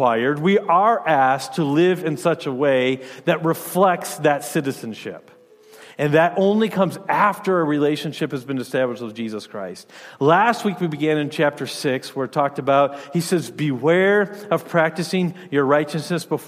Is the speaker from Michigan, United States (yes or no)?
yes; Michigan, United States; moved away as an adult; also born or lived in Rhode Island / Louisiana / Illinois; now in Wisconsin, United States; I grew up in Michigan.